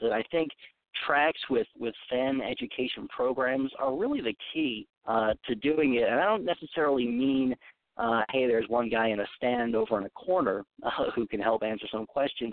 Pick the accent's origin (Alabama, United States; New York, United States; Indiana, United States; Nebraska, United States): New York, United States; Long Island; I'm from Long Island. We grew up with classic rock stations